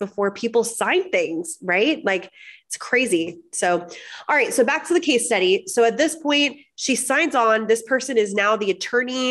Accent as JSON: {"language": "English", "region": "Florida", "country": "United States", "also_born_or_lived": "Miami / Orlando", "moved": "yes", "said": "I'm from Florida."}